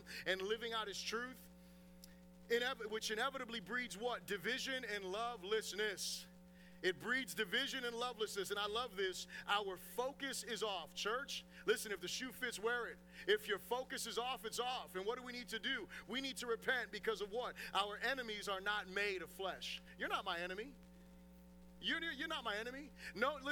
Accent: United States; as an American Christian

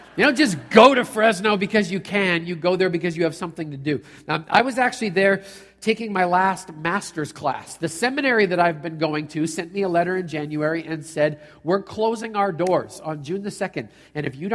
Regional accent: Canada; I'm a Canadian

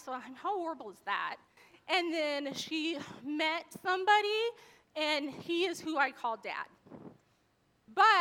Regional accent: Torrance, California, United States; I was born in Torrance, California.

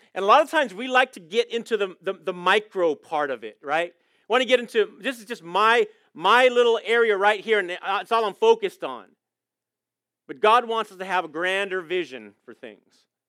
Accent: Coronado, California, United States; moved away; I was born in Coronado, so I'm a San Diego boy

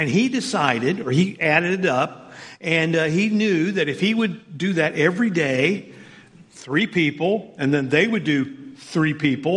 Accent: Southern Indiana, United States; I grew up in Southern Indiana

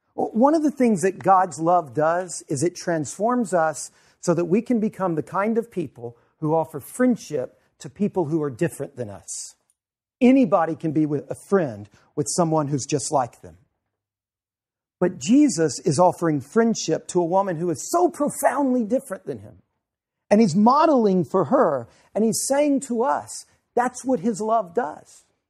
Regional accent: Louisiana, United States; moved away; I'm from Louisiana

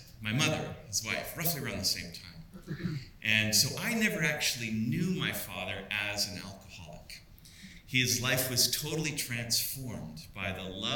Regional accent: Vancouver, British Columbia, Canada; also born or lived in Downtown Eastside, Vancouver; I was raised in Kitsilano on the Squamish territory.

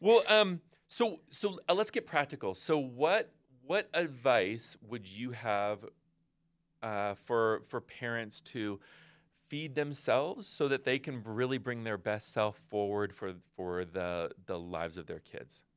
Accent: West Coast, United States; I'm from the West Coast

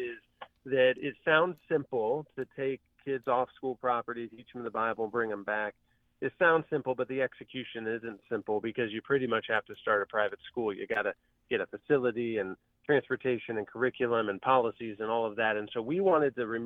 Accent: Van Wert, Ohio, United States; my hometown of the small town, Van Wert, Ohio

